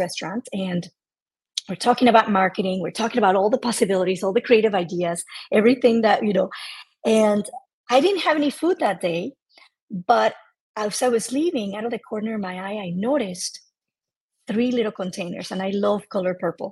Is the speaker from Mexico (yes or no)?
yes; Mexico; I am 100% Mexican